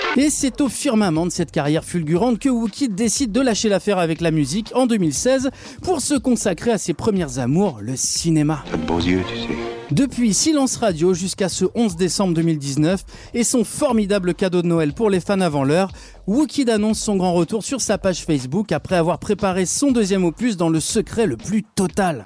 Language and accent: French; Lyon, Auvergne-Rhône-Alpes, France; je suis aussi de Lyon